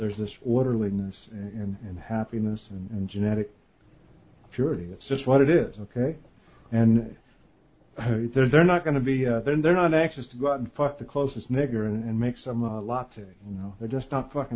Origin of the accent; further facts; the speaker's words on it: United States; I'm from the United States